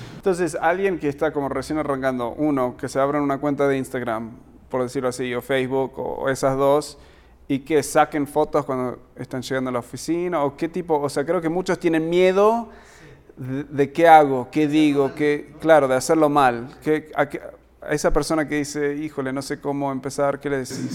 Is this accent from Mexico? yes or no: no; United States; moved away; soy gringo, soy, eh, eh, o sea, me eduqué en Estados Unidos